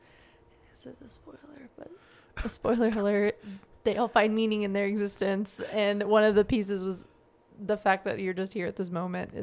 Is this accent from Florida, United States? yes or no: no; New Jersey, United States; born there; so you know, I was born in New Jersey. My parents immigrated there from Pakistan before I was born.